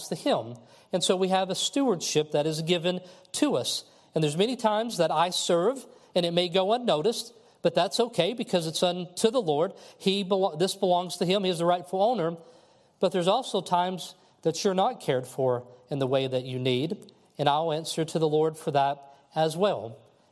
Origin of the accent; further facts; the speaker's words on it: Kentucky, United States; a friend of mine that I grew up with in Kentucky